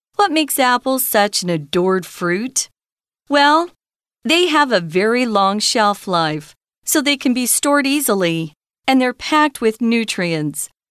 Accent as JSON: {"language": "English", "region": "Arizona", "country": "United States", "moved": "yes", "lives_now": "Taiwan", "said": "I'm from Arizona."}